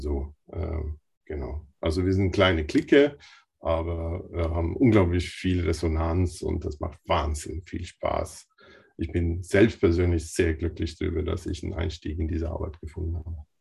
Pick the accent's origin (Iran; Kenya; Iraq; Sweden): Sweden; now in Bavaria, Germany; dass ich selbst in Schweden zur Schule gegangen bin